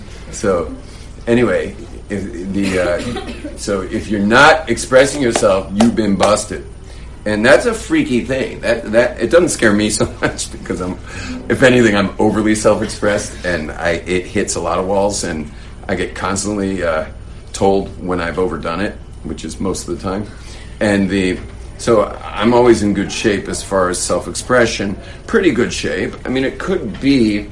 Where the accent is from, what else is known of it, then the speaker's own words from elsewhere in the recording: West Coast, United States; I'm from the West Coast, where expression is the way of life out there.